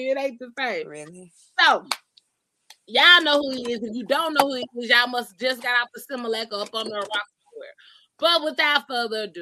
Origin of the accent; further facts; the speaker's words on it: Columbus, Georgia, United States; I was raised in Columbus, Georgia